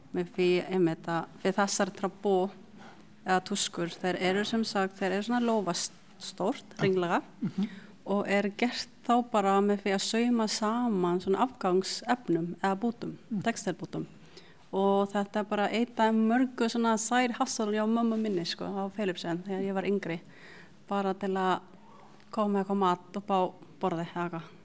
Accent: Cebu City, Central Visayas, Philippines; now in Iceland; alin upp í Cebu.

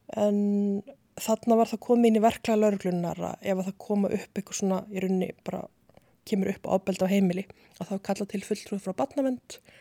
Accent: Reykjavík, Capital Region, Iceland; also born or lived in Seyðisfjörður; ég er fætt í Reykjavík og bý í Breiðholti í Hólakverfi þangu til að ég er nýjára

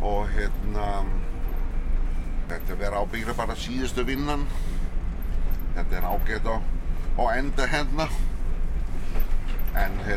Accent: Denmark; Icelandic is a second language; moved away as an adult; now in Iceland; Ég er Dani. Ég heit … og er búinn að búa hérna á Íslandi í 42 ár, bráðum 43.

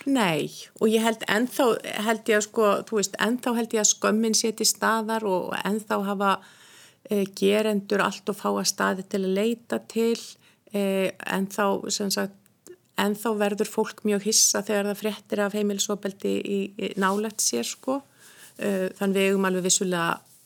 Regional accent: Hrunamannahreppur, Southern Region, Iceland; moved away; Ég er úr sveit sem heitir Hrunamannareppur

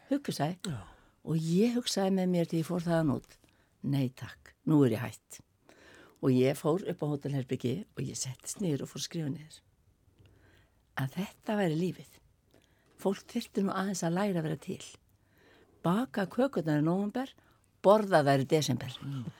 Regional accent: Skopun, Sandoy, Faroe Islands; now in Iceland; Ég kem frá Skopun

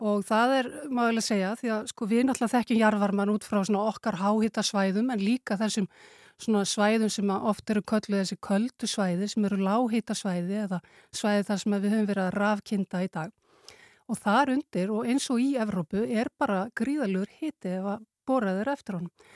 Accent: Iceland; Við erum náttúrulega Íslendingar

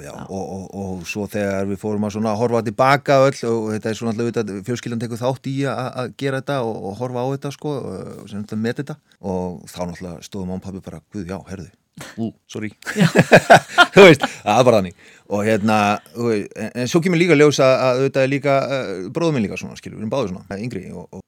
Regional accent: Hafnarfjörður, Capital Region, Iceland; also born or lived in Siglufjörður; ég eru þetta alin upp alla mína ævi nánast í, í, í, hérna, í Vestibænum og Norðbænum í Hafnafyrði

